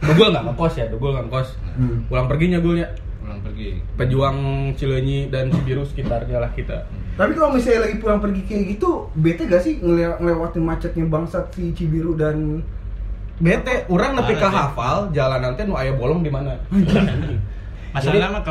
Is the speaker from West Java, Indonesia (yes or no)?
no; Jakarta, Indonesia; eh, gue dari Jakarta yang benar-benar uh, ngekos di Jatinangor